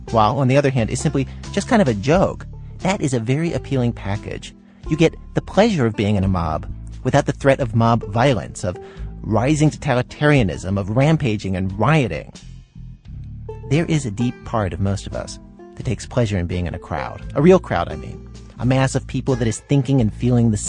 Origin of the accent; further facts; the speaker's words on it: Pakistan; now in Canada; I am Pakistani.